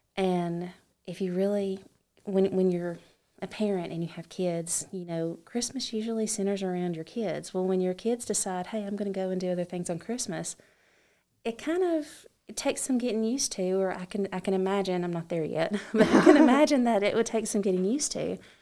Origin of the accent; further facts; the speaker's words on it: Alabama, United States; I am from Alabama.